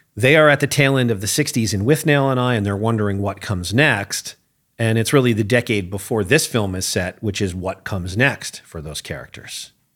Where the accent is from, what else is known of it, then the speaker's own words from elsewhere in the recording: United States; as an American who has spent time in England